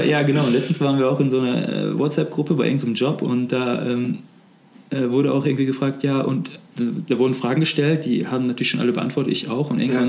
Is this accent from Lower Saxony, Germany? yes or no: no; near Gummersbach, North Rhine-Westphalia, Germany; now in Cologne, Germany; wo ich aufgewachsen bin sozusagen. Also, ähm, in der Nähe von Gummersbach